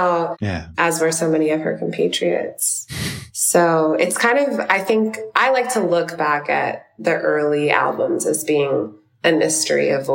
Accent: New York City, New York, United States; I'm from Brooklyn, New York

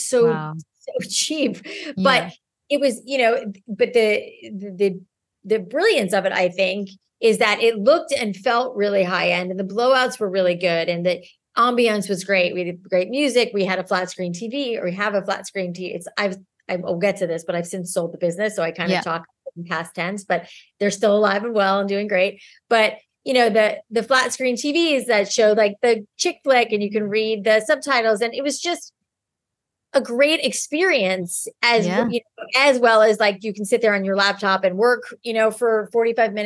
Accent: South Florida, United States; I grew up in South Florida where it was so humid

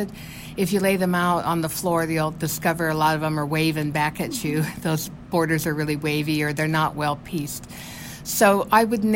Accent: Nebraska, United States; I grew up in Nebraska, and then I married a Nebraska farmer and raised a little group of kids there in Nebraska on the farm

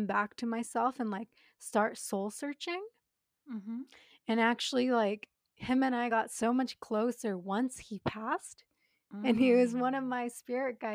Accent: Japan; I'm born and raised in Japan, but my dad's Canadian, my mom's Japanese

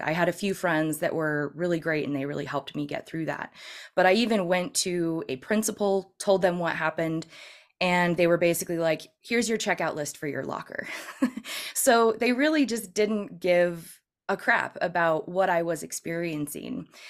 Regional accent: Northern California, United States; also born or lived in San Francisco area; I'm originally from California

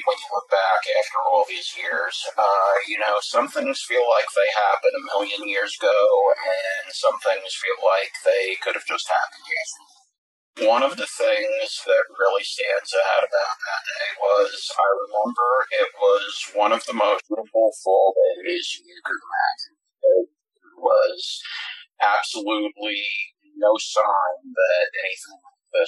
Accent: Mount Vernon, New York, United States; I grew up in Mount Vernon, New York

